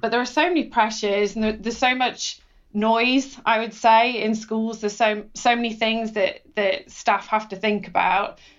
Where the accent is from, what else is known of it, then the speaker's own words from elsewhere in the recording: Cheshire, North West England, United Kingdom; growing up in Cheshire